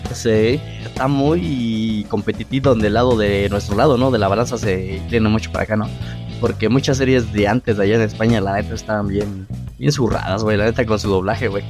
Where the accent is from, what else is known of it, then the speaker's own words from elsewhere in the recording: Mexico; el mexicano tenemos esa parte